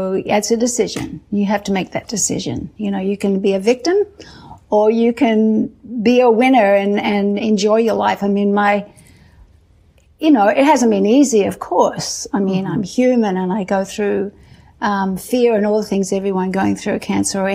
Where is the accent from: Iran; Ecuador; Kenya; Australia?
Australia; growing up in Australia